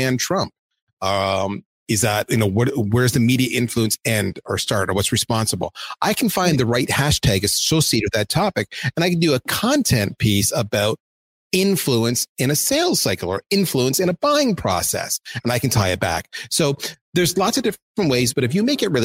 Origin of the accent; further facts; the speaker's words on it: Canada; I'm Canadian